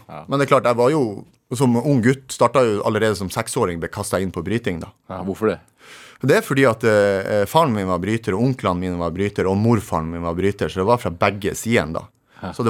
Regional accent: Narvik, Nordland, Norway; Så jeg er egentlig født og oppvokst i Skråninga. Jo, for det er sånn eh, fjellvegg da du bor i. Eller de kaller det skråninga i Narvik.

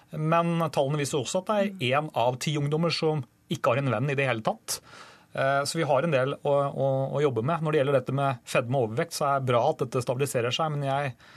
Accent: Drammen, Buskerud, Norway; min hjemby Drammen

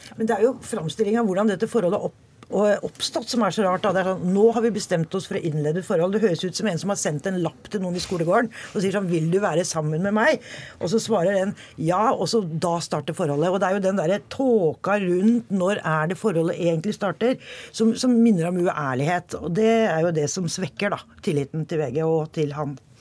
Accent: Hokksund, Buskerud, Norway; Jeg er jo, eh, er jo fra Hokksund

